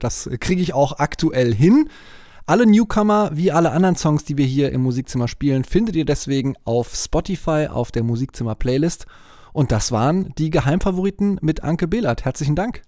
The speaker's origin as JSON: {"language": "German", "area": "near Cologne", "region": "North Rhine-Westphalia", "country": "Germany", "tie": "born or raised there", "said": "Ich habe ein paar Jahre in Köln gelebt. Ich bin auch in der Nähe aufgewachsen"}